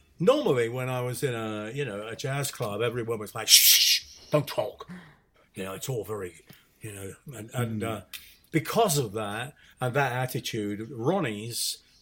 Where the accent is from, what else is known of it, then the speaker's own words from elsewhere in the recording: United Kingdom; being a British musician, and particularly coming from the jazz side